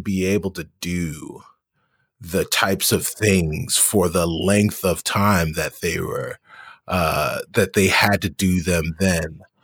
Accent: New York, United States; as a New Yorker

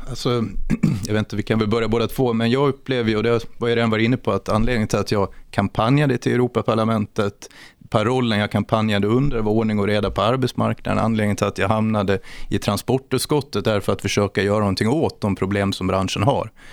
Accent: Borlänge, Dalarna County, Sweden; also born or lived in Älvsjö, Stockholm; now in Stockholm, Sweden; Jag är från Borlänge, vilket jag fortfarande hoppas hörs

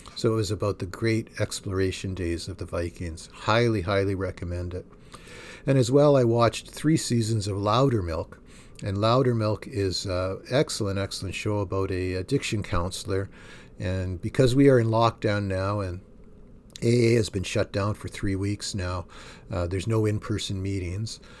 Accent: Thunder Bay, Ontario, Canada; moved away; I grew up in Thunder Bay, Ontario

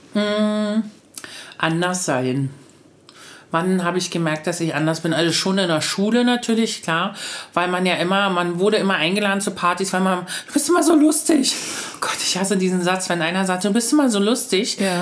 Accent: Luckenwalde, Brandenburg, Germany; ich komme aus Luckenmalde.

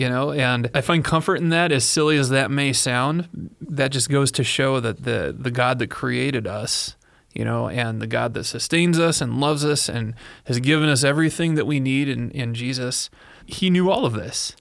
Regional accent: Illinois, United States; moved away; I'm from Illinois

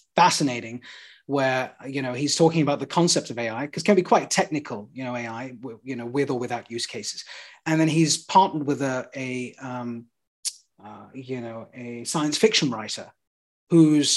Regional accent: United Kingdom; now in London, United Kingdom; Although I'm a Brit, I'm also of Indian origin, and I'm in London

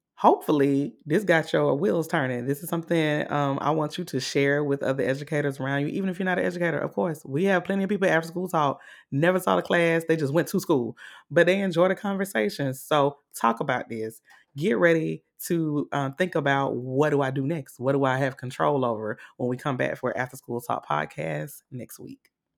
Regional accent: Augusta, Georgia, United States; I'm from Augusta, Georgia

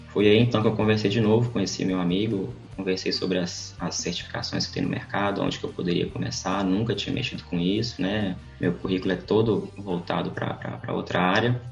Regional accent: Viçosa, Minas Gerais, Brazil; moved away as an adult; also born or lived in São Luís; now in Belo Horizonte, Brazil; Voltei para o interior, em Viçosa, onde que eu fui criado, cresci, estudei

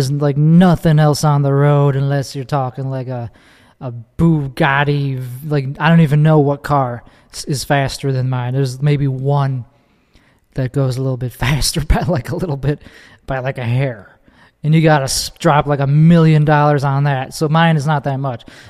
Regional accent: Chicago, Illinois, United States; accent: Chicago; moved away as an adult; now in Texas, United States; I immigrated here from the land of Chicago land. Chicago land specifically is where I grew up

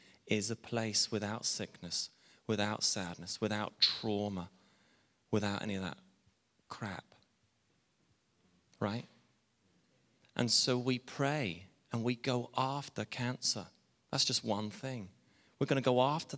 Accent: England, United Kingdom; I'm English

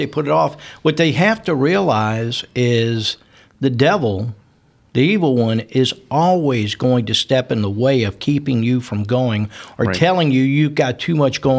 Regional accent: New Orleans, Louisiana, United States; And we grew up in New Orleans.

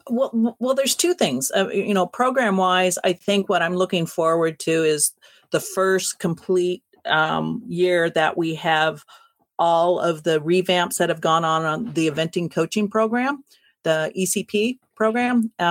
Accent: West Coast, United States; I'm going to have to stay on the West Coast too, just because um, just because I'm from the West Coast.

